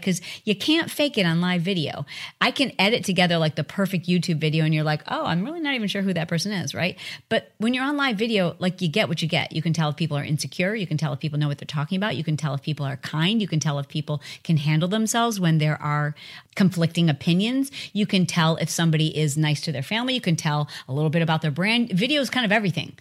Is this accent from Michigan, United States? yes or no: yes; Michigan, United States; I'm from Michigan